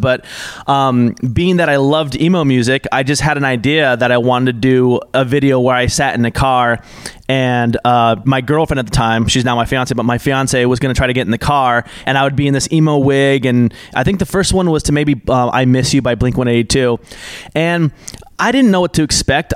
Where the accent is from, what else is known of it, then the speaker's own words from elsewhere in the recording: Portland, Oregon, United States; now in Los Angeles, United States; I grew up in Portland, Oregon